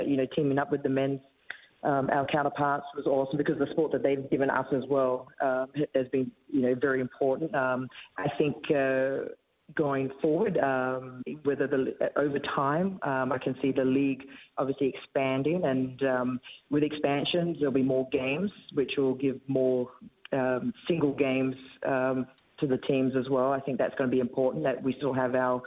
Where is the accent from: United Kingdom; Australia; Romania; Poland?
Australia; moved away as an adult; now in New Zealand; I'm an Australian